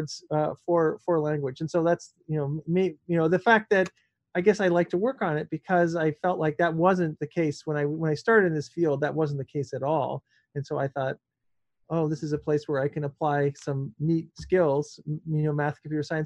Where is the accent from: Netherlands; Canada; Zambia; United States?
Canada; I'm Canadian, so I speak French a bit